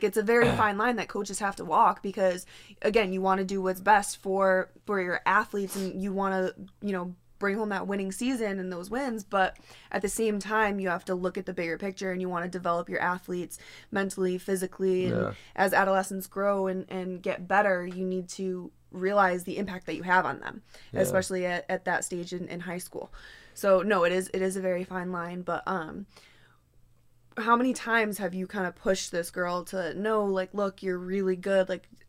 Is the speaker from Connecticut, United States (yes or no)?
yes; Connecticut, United States; I'm from Connecticut